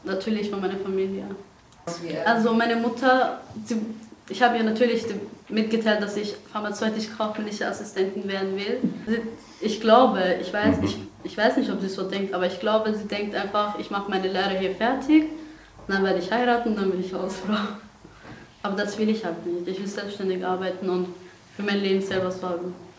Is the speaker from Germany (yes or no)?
no; Iran; German is a second language; also born or lived in Afghanistan; now in Austria; Aus Afghanistan ursprünglich. Bin aber in Iran aufgewachsen und auch geboren. Und seit sechs Jahren bin ich hier in Österreich